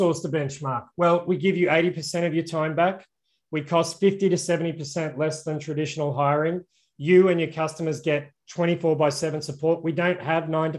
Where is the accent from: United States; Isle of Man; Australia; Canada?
Australia; I'm obviously Australian